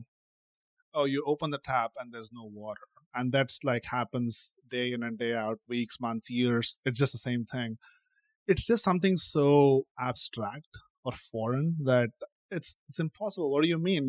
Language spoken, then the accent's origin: English; India; moved away as an adult; now in United States; Growing up in India, every kid on average is trilingual.